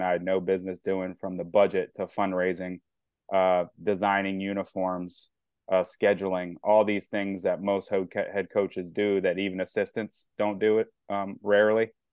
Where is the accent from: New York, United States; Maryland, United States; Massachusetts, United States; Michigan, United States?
Maryland, United States; New Carrollton; growing up in New Carrollton and stuff, Maryland, I've been a lifelong fan